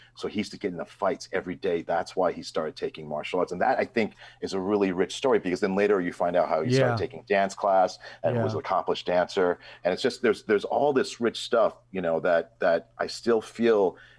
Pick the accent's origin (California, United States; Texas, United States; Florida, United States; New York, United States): New York, United States; where I grew up in New York, I grew up in a predominantly black neighborhood.